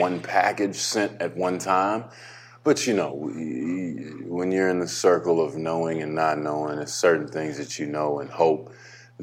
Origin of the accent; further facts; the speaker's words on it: Dallas, Texas, United States; moved away; also born or lived in Toronto; I was in my hometown